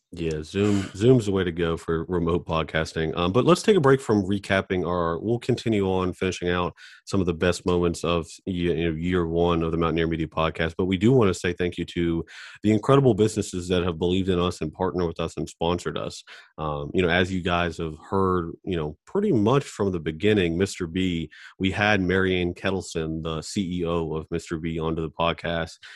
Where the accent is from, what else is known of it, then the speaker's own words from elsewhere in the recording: Charleston, West Virginia, United States; we're all from Charleston